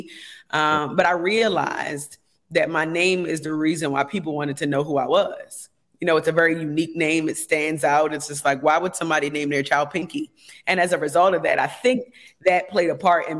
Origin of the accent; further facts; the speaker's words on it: United States; I grew up in America